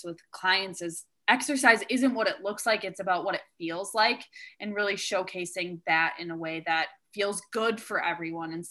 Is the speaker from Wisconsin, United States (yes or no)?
yes; Wisconsin, United States; I grew up in Wisconsin